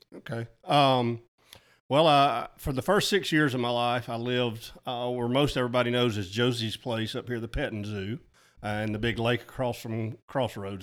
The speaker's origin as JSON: {"language": "English", "area": "Mulberry River", "region": "Alabama", "country": "United States", "tie": "born or raised there", "also_born_or_lived": "Georgia", "said": "my parents' farm that I grew up on there on the Mulberry River"}